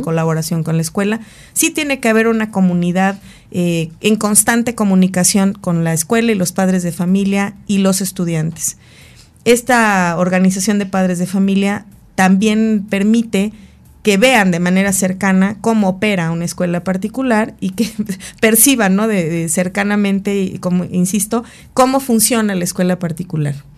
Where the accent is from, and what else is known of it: Mexico